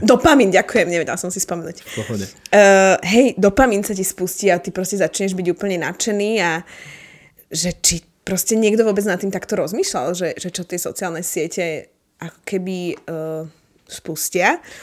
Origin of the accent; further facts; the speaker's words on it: Bratislava, Bratislava Region, Slovakia; my bývame, my sme z Bratislavy